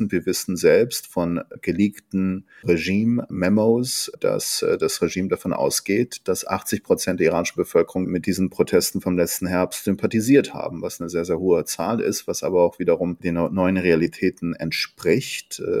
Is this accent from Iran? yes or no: yes; Tabriz, East Azerbaijan, Iran; beispielsweise aus meiner Heimatstadt Tabriz, die turksprachig